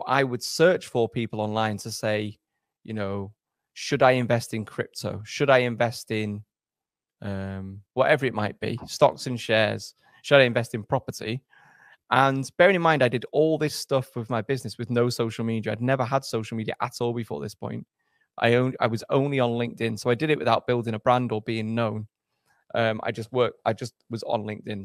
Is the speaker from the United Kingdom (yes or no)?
yes; England, United Kingdom; also born or lived in Germany; I went did my schooling in England